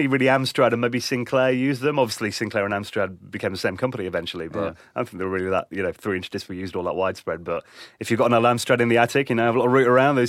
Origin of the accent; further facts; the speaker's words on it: East Midlands, United Kingdom; speaking as like someone who grew up in England